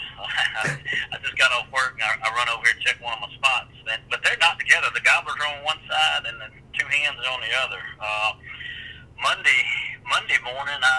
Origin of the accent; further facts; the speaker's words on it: central Mississippi, United States; I'm from central Mississippi. I live about 30 miles south of Jackson.